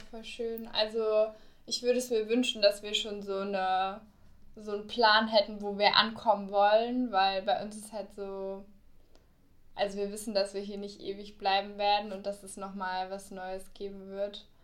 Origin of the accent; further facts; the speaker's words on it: Berlin, Germany; also born or lived in Bayreuth; now in Cologne, Germany; ich komme ja aus Berlin